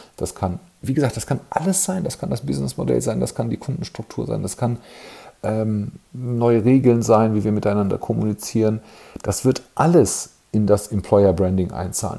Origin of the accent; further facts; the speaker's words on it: Germany; bei uns in Deutschland